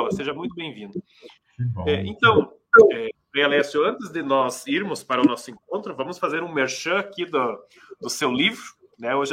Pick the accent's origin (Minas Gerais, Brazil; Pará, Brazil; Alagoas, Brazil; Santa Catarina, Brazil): Santa Catarina, Brazil; também sou catarinense, Marcos, sou, minha família mora em Jaraguá do Sul